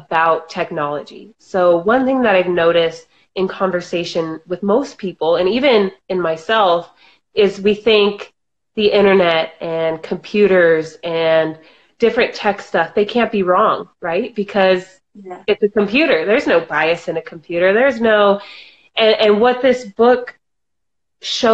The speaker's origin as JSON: {"language": "English", "region": "New Mexico", "country": "United States", "tie": "born or raised there", "moved": "yes", "said": "I grew up in the beautiful state of New Mexico, born and raised."}